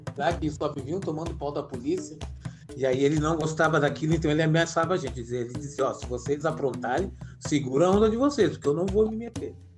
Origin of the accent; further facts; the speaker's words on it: Porto Alegre, Rio Grande do Sul, Brazil; now in Florianópolis, Brazil; Eu sou natural de Porto Alegre